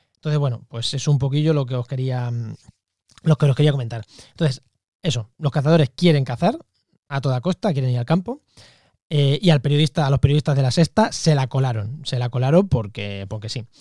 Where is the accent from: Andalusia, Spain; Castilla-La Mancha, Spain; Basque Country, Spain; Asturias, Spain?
Castilla-La Mancha, Spain; Munera; yo soy de un pueblo de Castilla-La Mancha, de Albacete, se llama Munera